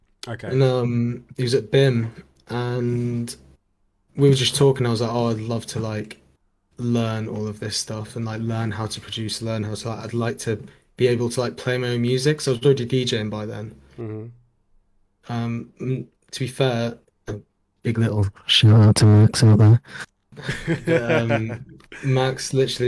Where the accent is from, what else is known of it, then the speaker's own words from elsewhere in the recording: Jersey; By the way, I'm from Jersey.